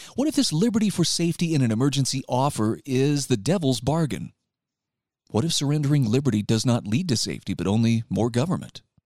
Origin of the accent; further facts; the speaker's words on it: Utah, United States; my home state of Utah